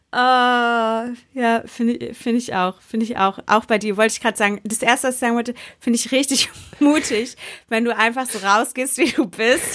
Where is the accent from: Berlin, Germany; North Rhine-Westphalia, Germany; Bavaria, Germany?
Berlin, Germany; Jetzt sind Jule und ich Berlinerinnen